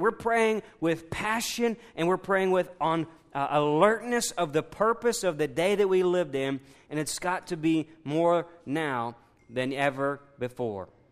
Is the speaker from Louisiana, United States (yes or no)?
yes; Louisiana, United States; us as American Bible Belt Southern conservative Louisiana believers